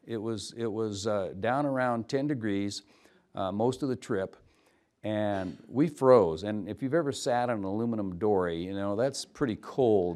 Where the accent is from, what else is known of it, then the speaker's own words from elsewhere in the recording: Umatilla Indian Reservation, eastern Oregon, United States; also born or lived in Walla Walla, Washington; now in Nez Perce Reservation, Idaho, United States; I was raised on the Umatilla Indian Reservation in eastern Oregon